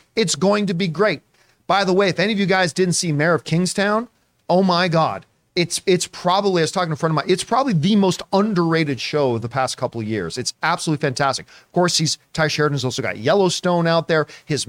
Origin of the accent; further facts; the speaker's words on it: Canada; because as a Canadian, I got real damn excited a couple of years ago when I found out that Cineworld was also